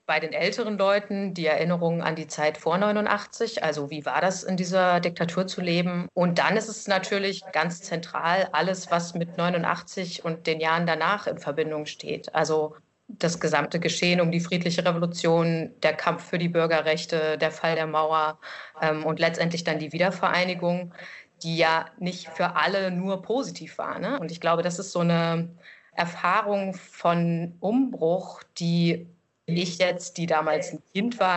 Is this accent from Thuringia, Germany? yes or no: yes; Thuringia, Germany; also born or lived in Lower Saxony; now in Leipzig, Germany; Ursprünglich komme ich aus Thüringen dann bin ich in den Westen gegangen zum Studieren nach Niedersachsen und dann wieder hier zurück in den Osten gezogen.